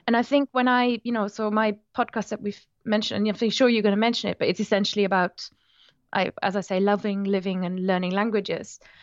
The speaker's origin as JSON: {"language": "English", "region": "Rhineland-Palatinate", "country": "Germany", "second_language": "English", "moved": "yes", "said": "I'm from the Moselle Valley in Germany"}